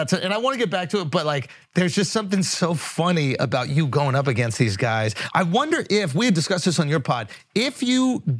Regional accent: United States; I am pure blooded American.

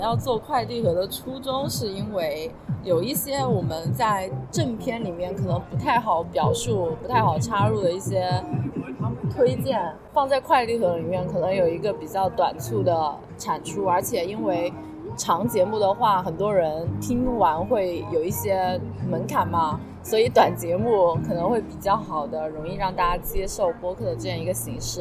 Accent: Hunan, China; now in Shanghai, China; 我身为一个湖南人

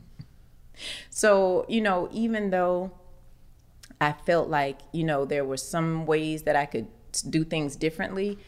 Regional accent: Orlando, Florida, United States; moved away as an adult; now in Atlanta, United States; Orlando, and of course, that's my hometown

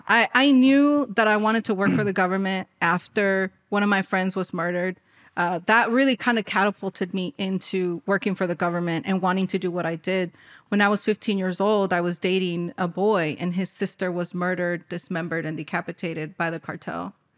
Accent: Cicero, Illinois, United States; born and raised in Chicago, I was born in an underserved community, Cicero

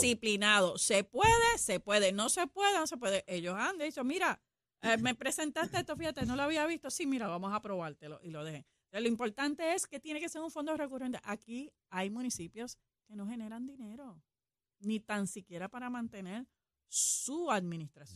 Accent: Puerto Rico; como buenos puertorriqueños

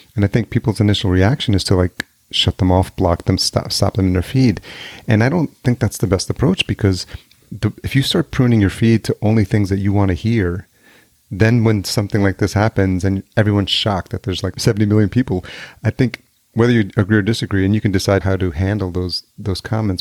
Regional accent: New York, United States; moved away as an adult; also born or lived in Los Angeles; now in Minneapolis, United States; I grew up in New York

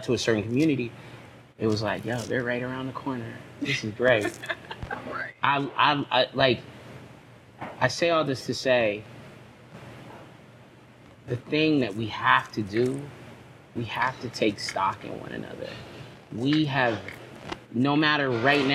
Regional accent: Long Beach, California, United States; also born or lived in Encino; I'm from Long Beach, born and raised

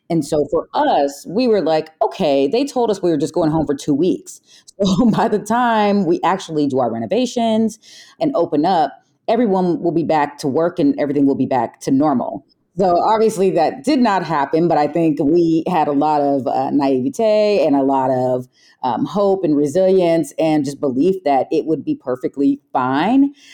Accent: San Jose, California, United States; We're from San Jose. Yeah, born and raised. Um, so this is home.

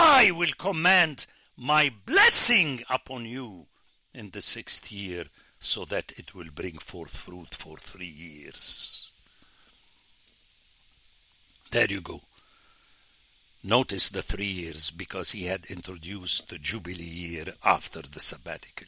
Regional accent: Beirut, Lebanon; now in United States; I come from the Middle East of my time

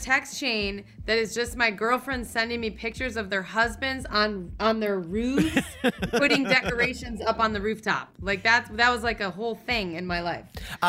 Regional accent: East Coast, United States; now in Los Angeles, United States; I grew up on the East Coast.

